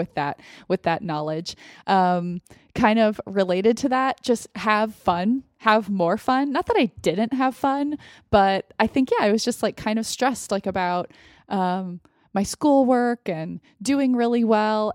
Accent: United States; as an American, as a white American

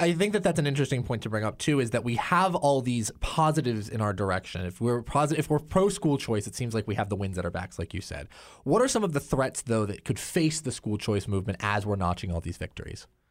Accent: Oregon, United States; born or raised there

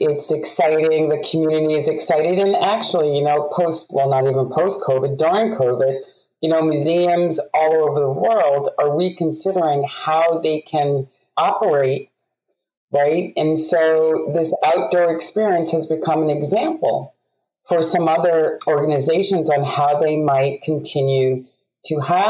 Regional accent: New York, United States; I, as a youth growing up in New York, recognized the disparity

